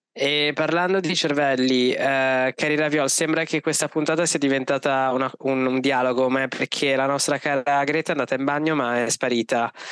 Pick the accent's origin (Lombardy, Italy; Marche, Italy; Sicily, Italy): Lombardy, Italy; Milan; io da milanese